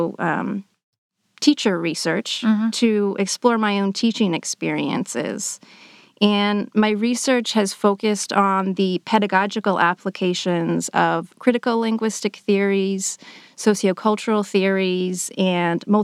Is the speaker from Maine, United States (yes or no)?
yes; southern Maine, United States; first language English; moved away as an adult; also born or lived in Worcester, Massachusetts / Amherst, Massachusetts; I grew up in the northeastern U.S. in a small town in southern Maine.